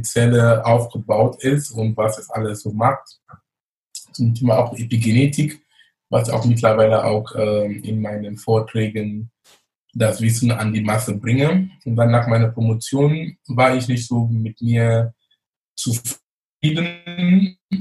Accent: Cameroon; moved away as an adult; also born or lived in Munich, Germany; now in Germany; ich komme gebürtig aus Kamerun, lebe in Deutschland fast 20 Jahre, bin damals wegen Studium gekommen

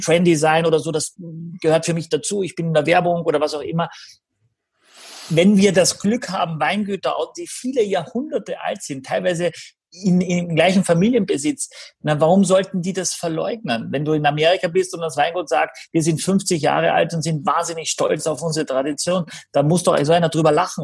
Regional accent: Austria; ich bin ein bisschen im Blaufränkisch groß geworden in Österreich

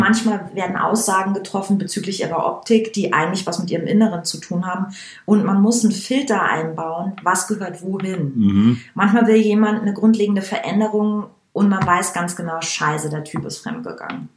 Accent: Langenmosen, Bavaria, Germany; now in Berlin, Germany; Das Dorf, in dem ich, also, in dem ich groß wurde, heißt Langenmosen

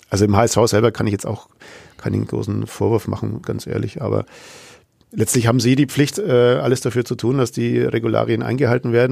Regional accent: Nuremberg, Bavaria, Germany; natürlich verbindet man als Nürnberger noch sehr schöne Erinnerungen an das letzte Auswärtsspiel in Sandhausen

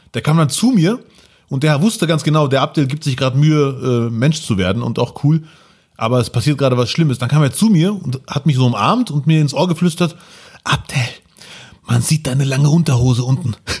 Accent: Bielefeld, North Rhine-Westphalia, Germany; als Bielefelder und als Migrantenkind

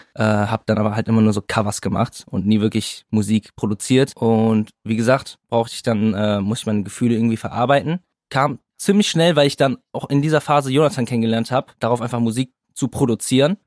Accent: Kaarst, North Rhine-Westphalia, Germany; now in Berlin, Germany; wir kommen aus Karst, aus NRW, beide aus derselben Stadt, selbe Schule

